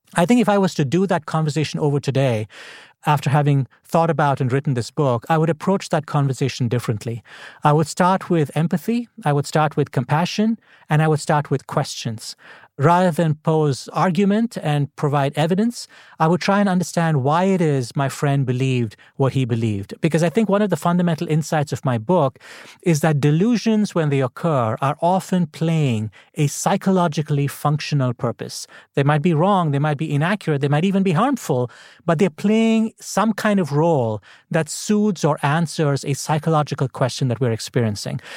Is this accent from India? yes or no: yes; India; now in Washington, United States; I grew up in India